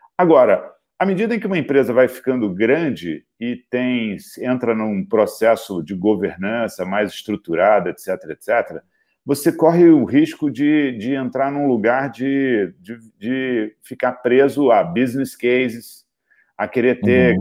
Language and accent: Portuguese; Rio de Janeiro, Brazil; moved away as an adult; now in São Paulo, Brazil; e eu sou carioca convicto, adoro Rio de Janeiro